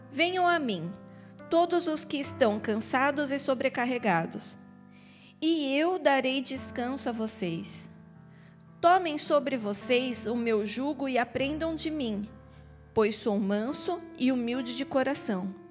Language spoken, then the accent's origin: Portuguese; São Paulo, Brazil; now in Ireland; Você é mineira? Eu Não, eu sou paulista. Não, mas você fala que nem mineiro.